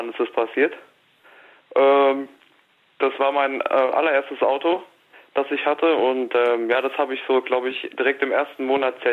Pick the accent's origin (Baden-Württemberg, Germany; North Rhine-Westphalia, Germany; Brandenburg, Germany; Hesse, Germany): Hesse, Germany; Wiesbaden; aber ich komme aus Wiesbaden auch wieder Schröckert, genau.